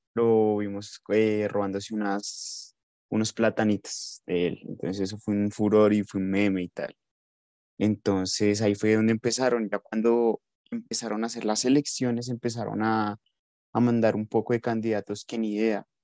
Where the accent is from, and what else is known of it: Colombia